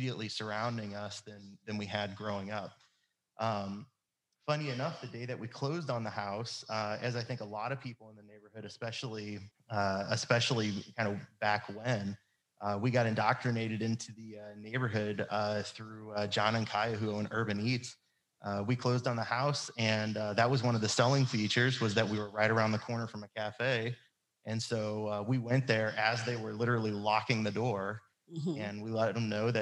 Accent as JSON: {"language": "English", "area": "North County", "region": "Missouri", "country": "United States", "tie": "born or raised there", "lives_now": "St. Louis, United States", "said": "I grew up in North County."}